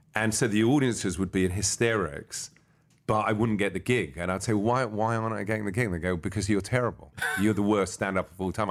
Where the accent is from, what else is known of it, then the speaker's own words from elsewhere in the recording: London, United Kingdom; I was born in London, England